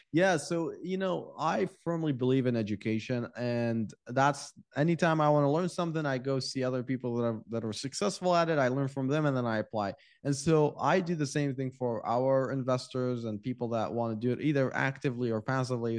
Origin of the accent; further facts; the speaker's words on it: Iraq; now in United States; I'm from Iraq